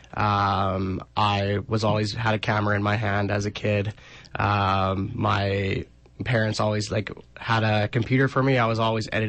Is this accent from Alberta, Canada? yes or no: no; Regina, Saskatchewan, Canada; I'm from Regina, Saskatchewan. I was born and raised here.